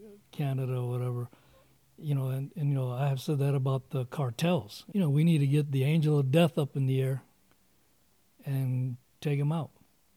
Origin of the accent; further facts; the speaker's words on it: United States; I love this country, being born here, my parents, and then just being an American.